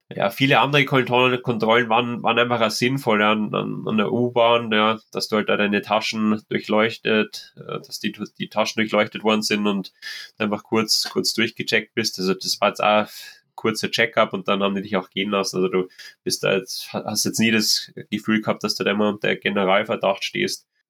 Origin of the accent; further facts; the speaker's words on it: Germany; bei uns in Deutschland